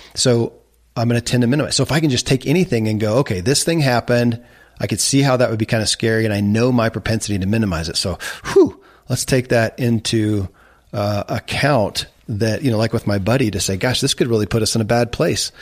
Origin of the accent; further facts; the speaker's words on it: Kentucky, United States; I grew up in Kentucky where horse racing and bourbon